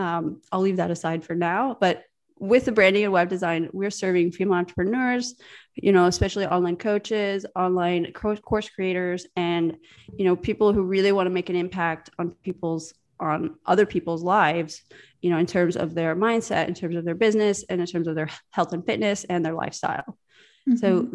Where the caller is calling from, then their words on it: Riga, Latvia; I'm chatting in from the northern part of Europe in a small country called Riga, Latvia.